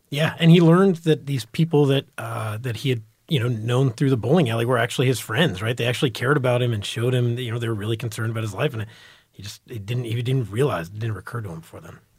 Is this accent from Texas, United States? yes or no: yes; Dallas, Texas, United States; also born or lived in New York; growing up in Texas, reading Texas Monthly and, and D Magazine